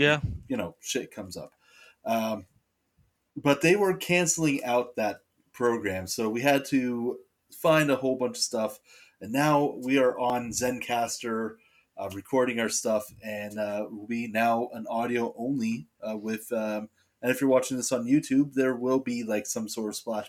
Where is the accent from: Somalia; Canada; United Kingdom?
Canada; we're Canadian